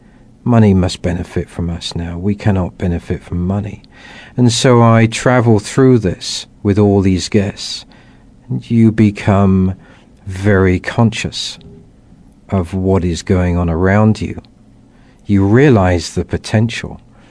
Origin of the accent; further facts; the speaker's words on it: England, United Kingdom; growing up in England, realizing that I was very much influenced by and living in a Christian environment